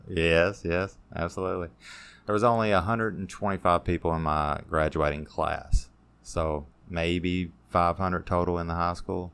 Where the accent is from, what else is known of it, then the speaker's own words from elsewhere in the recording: Hodgenville, Kentucky, United States; also born or lived in Elizabethtown, Kentucky; most of my time was around Hodgenville